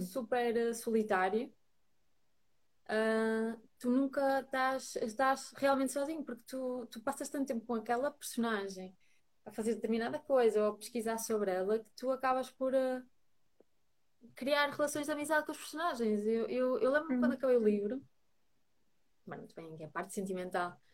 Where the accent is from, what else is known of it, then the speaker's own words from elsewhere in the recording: Braga, Norte, Portugal; also born or lived in Lisbon; now in Porto, Portugal; sou, sou, de Braga